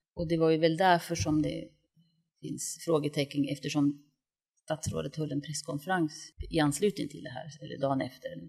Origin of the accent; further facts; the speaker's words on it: Östersund, Jämtland, Sweden; moved away as an adult; now in Stockholm, Sweden; jag kommer från Östersund och flyttade till Stockholm 1983 när jag började på KTH